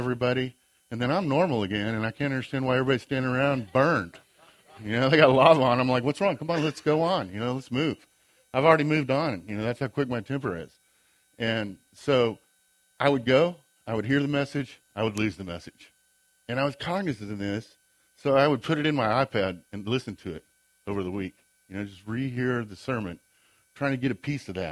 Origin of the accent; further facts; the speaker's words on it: Great Bend, Kansas, United States; also born or lived in Bonner Springs, Kansas; I grew up in Great Bend, Kansas